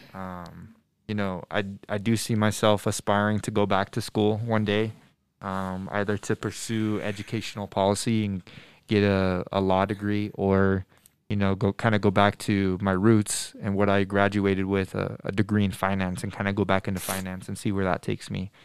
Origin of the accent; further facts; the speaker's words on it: Denver, Colorado, United States; I'm from Denver. I was born and raised in Denver